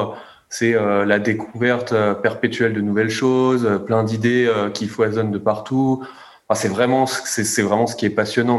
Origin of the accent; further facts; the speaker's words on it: France; on est français